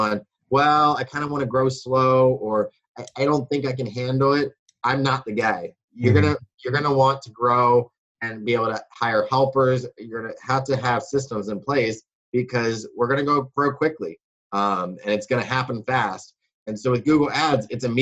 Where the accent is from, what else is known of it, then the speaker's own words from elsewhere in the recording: Baltimore, Maryland, United States; also born or lived in Wisconsin; I grew up in Baltimore. Or Baltimore, Maryland, as people like to say